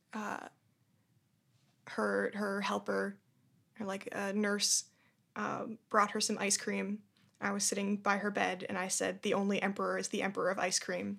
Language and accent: English; Boston, Massachusetts, United States; also born or lived in Brooklyn, New York; now in New York, United States; I'm from Boston, Massachusetts